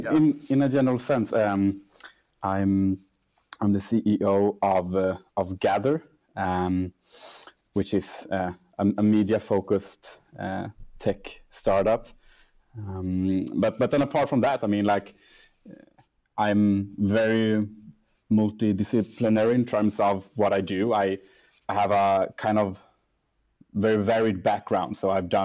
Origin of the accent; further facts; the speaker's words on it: Gothenburg, Västra Götaland, Sweden; moved away as an adult; also born or lived in Cartagena, Colombia; now in Stockholm, Sweden; I'm raised in Gothenburg